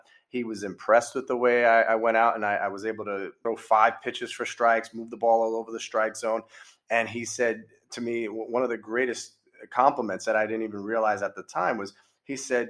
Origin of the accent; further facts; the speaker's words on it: New York, United States; "Yes, I am from New York."